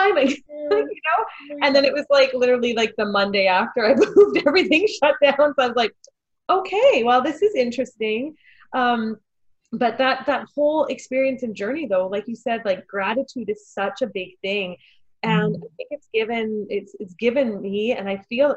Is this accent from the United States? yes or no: no; Manitoba, Canada; I'm from Manitoba, And I ended up in the backcountry of Manitoba.